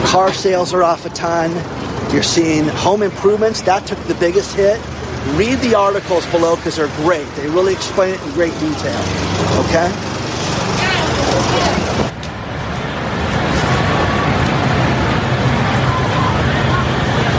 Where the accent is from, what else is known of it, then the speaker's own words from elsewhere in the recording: California, United States; moved away; I'm from California